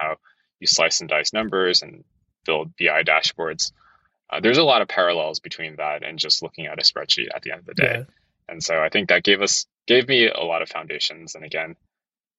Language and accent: English; East Coast, New Jersey, United States; moved away as an adult; also born or lived in Hong Kong; now in San Francisco, United States; I'm originally from the East Coast. Super cold winters, didn't want to be in New Jersey